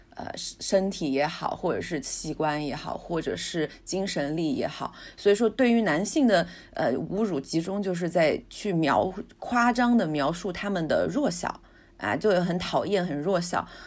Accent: China; 我们中国人喜欢用的剑

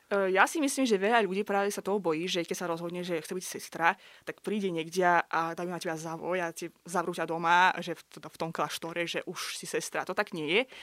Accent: Baku, Azerbaijan; first language Russian; Slovak is a second language; moved away as an adult; now in Slovakia; Ja prosím pekne pochádzam z Azerbajdžanu, z hlavného mesta Baku

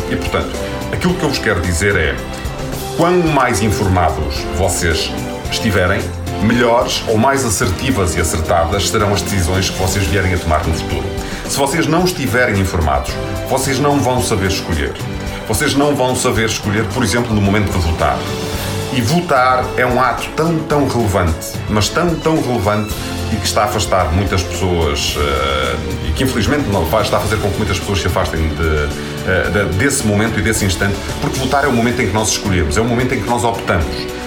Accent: Vizela, Norte, Portugal; sou de Vizela e andei a estudar na escola secundária de Vizela

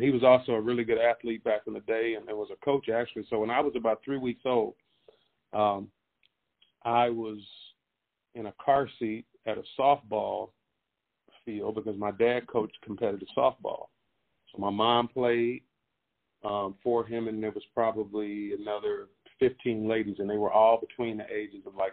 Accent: Pineville, Louisiana, United States; moved away as an adult; also born or lived in Austin, Texas; Born and raised in Pineville, Louisiana

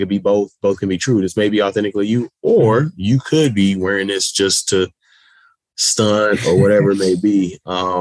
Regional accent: Houston, Texas, United States; my growing up in Houston, Texas

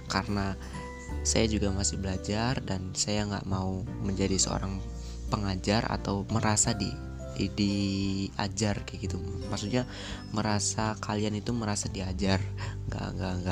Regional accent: Cirebon, West Java, Indonesia; jadi asal daerah saya dari Cirebon Jawa Barat

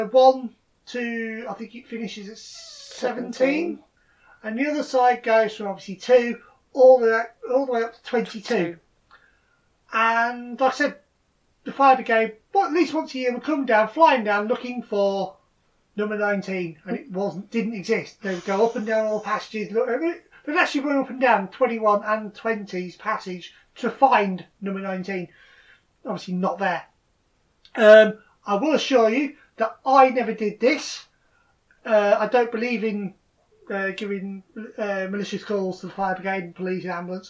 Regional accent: Lincolnshire, East Midlands, United Kingdom; I grew up in Lincolnshire

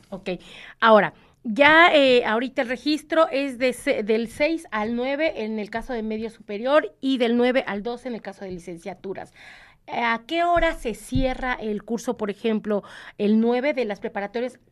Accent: Mexico

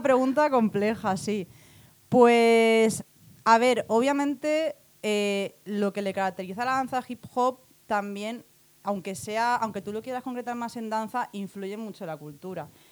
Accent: Alicante, Valencian Community, Spain; nací en Alicante

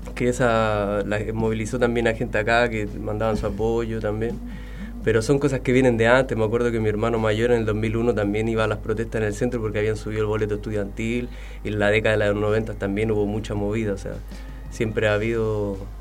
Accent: Santiago, Santiago Metropolitan Region, Chile; now in Argentina; soy chileno residente acá

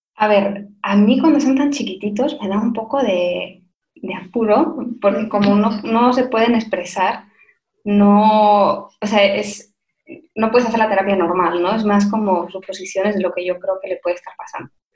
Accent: Spain; moved away; also born or lived in Madrid; soy española, se me nota muchísimo

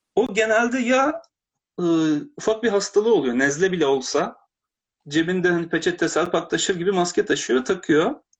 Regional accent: Turkey; now in Japan

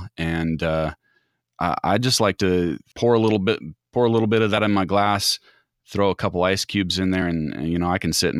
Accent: Midwest, United States; I'm from the Midwest.

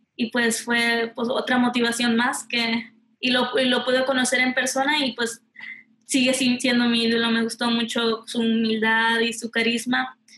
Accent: Houston, Texas, United States; Soy de aquí de Houston, Texas

